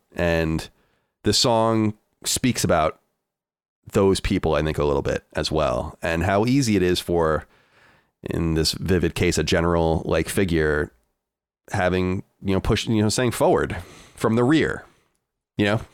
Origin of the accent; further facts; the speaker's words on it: United States; as a an American